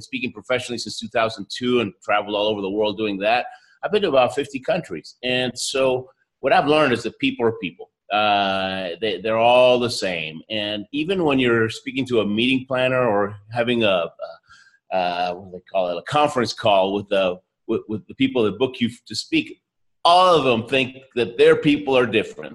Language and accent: English; Houston, Texas, United States; moved away as an adult; also born or lived in Argentina; now in Colorado, United States; I was raised in Houston